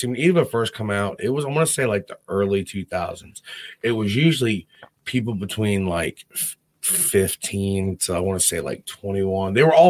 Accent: Virginia, United States; I'm from Virginia.

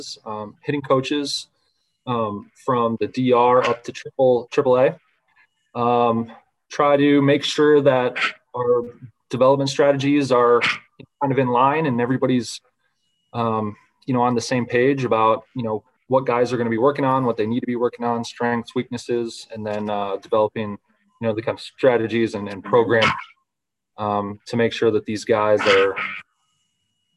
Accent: Central Florida, United States; I grew up in Central Florida

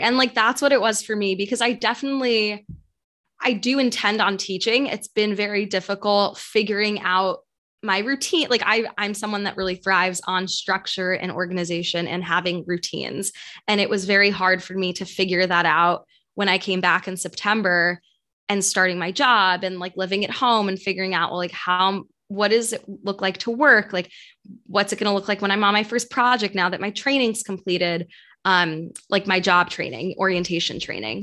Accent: New York City, New York, United States; moved away as an adult; also born or lived in St. Louis; I am from New York, grew up in New York City

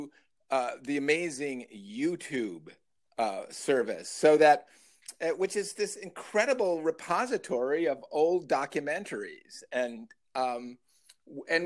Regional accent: Libertyville, Illinois, United States; When I grew up in the Chicagoland area, in Libertyville, I know a far north suburb

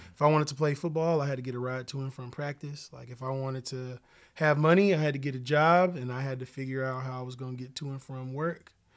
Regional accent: Oklahoma City, Oklahoma, United States; I grew up in Oklahoma City

